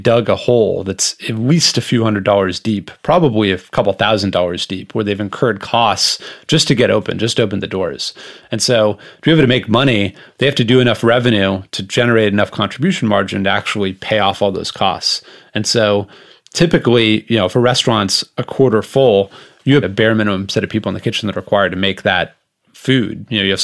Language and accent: English; Los Angeles, California, United States; I grew up in Los Angeles in a restaurant family.